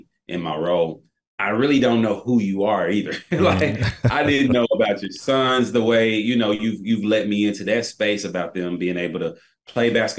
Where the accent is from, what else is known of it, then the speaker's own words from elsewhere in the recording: Tennessee, United States; now in Charlotte, United States; I'm from Tennessee.